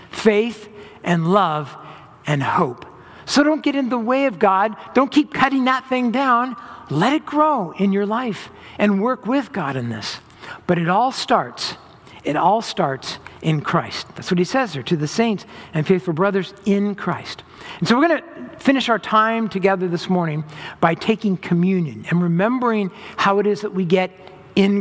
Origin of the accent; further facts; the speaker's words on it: Orange County, Southern California, United States; also born or lived in Los Angeles hills, California; I grew up in Southern California in Orange County. And when I was in middle school, my parents bought some property in the hills of LA, and we moved up